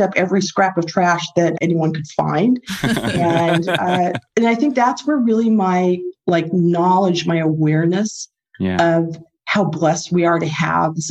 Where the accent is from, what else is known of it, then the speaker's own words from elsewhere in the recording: Mexico; now in United States; my family growing up in Mexico